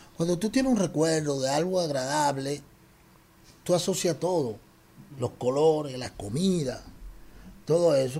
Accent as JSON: {"language": "Spanish", "country": "Dominican Republic", "said": "nosotros aquí somos dique dominicanos"}